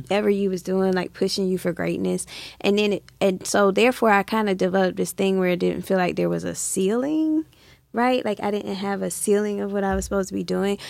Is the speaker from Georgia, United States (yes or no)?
yes; Atlanta, Georgia, United States; I grew up here in Atlanta